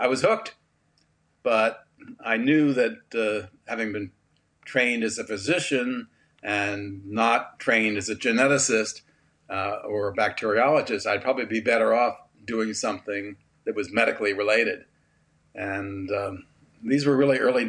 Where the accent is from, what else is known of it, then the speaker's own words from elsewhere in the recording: South Shore of Long Island, New York, United States; I grew up on the South Shore of Long Island